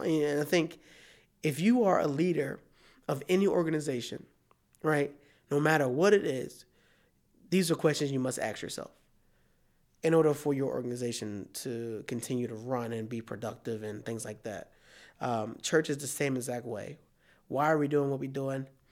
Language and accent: English; Philadelphia, Pennsylvania, United States; now in Iowa, United States; I'm from Philadelphia